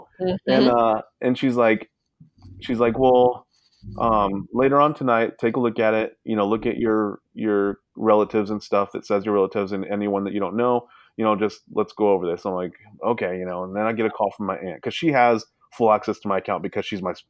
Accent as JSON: {"language": "English", "town": "Sacramento", "region": "California", "country": "United States", "tie": "born there", "said": "I'm from I was born in Sacramento, right. California."}